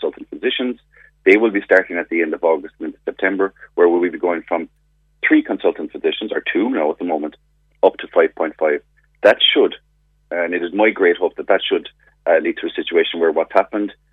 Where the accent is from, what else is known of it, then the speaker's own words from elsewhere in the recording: Clonakilty, Munster, Ireland; I'm from Clonakilty, born and bred in West Cork.